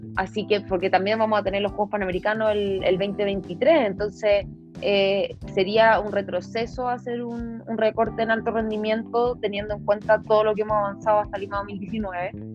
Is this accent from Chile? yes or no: yes; Santiago, Santiago Metropolitan Region, Chile; soy santiaguina de corazón